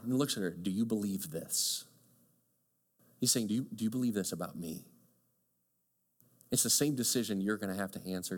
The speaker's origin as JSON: {"language": "English", "town": "Chicago", "region": "Illinois", "country": "United States", "tie": "born or raised there", "also_born_or_lived": "small town in Michigan", "moved": "yes", "said": "I grew up in Chicago. I loved growing up in Chicago, kind of bustling suburb and subdivision"}